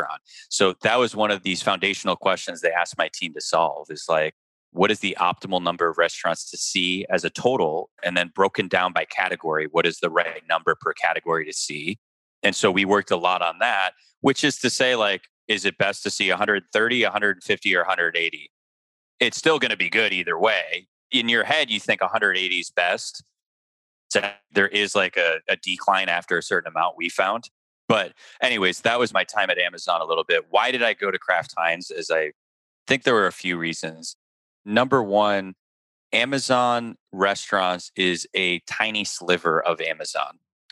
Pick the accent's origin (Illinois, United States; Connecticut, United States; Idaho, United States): Illinois, United States; Chicago; moved away as an adult; I was born and raised in Chicago